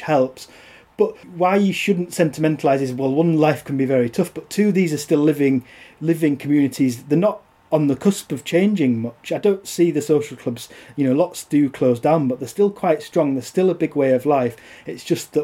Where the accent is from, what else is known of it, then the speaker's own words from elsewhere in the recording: Yorkshire and the Humber, United Kingdom; also born or lived in Teesside; I was born on Teesside but moved to North Yorkshire when I was little